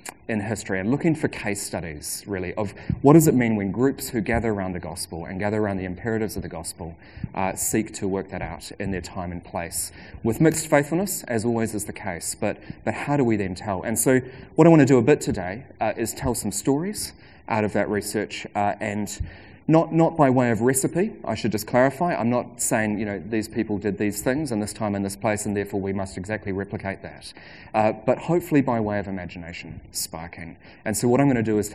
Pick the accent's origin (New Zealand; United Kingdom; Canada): New Zealand; Christchurch, Canterbury; also born or lived in India; I went to Middleton Grange in Christchurch till I was 12